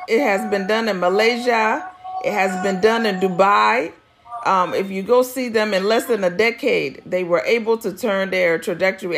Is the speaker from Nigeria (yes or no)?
yes; Nigeria; now in United States; we, as the Nigerian diaspora